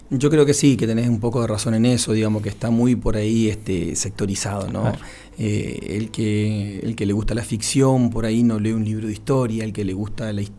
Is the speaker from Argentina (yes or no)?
yes; Patagonia, Argentina; yo lo vi, lo viví porque soy patagónico, porque viví acá